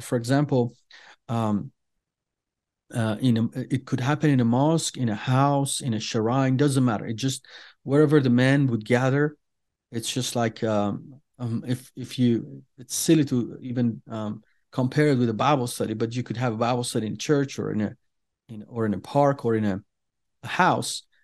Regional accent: Iran; first language Persian; English is a second language; we are Iranians, we are Persians, we speak Farsi

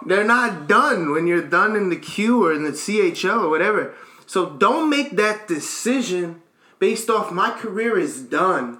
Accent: United States; as an American kid

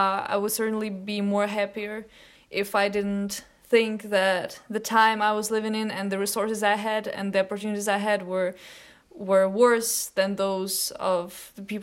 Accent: Ukraine; during the time when I was 12, 13, there were some drastic political changes in Ukraine, my home country

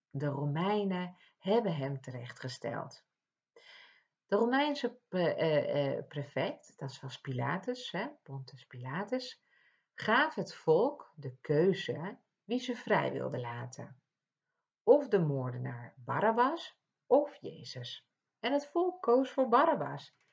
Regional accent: Ibiza, Balearic Islands, Spain; now in Netherlands; Want ik kom uit Ibiza en vervolgens eh, kom ik in Nederland wonen. En daar hadden we een kerk en hier hebben we ook weer een kerk.

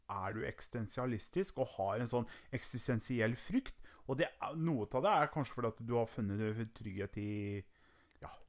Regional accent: Sweden; Ja, svensk.

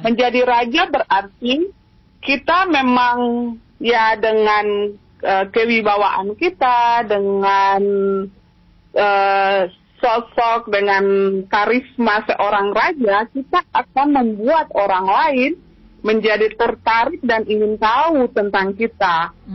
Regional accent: Maluku, Indonesia; kita juga orang Maluku

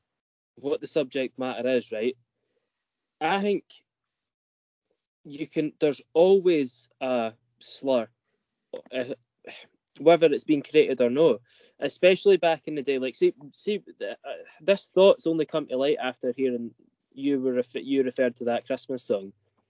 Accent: Scotland, United Kingdom

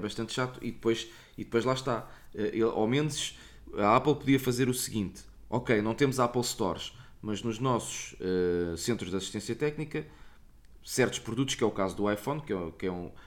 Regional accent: Portugal; não sou de cá, sou português

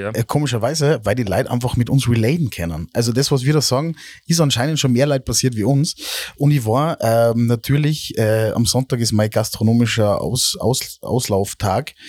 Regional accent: Salzburg, Austria; wir jetzt als Normal-Salzburger

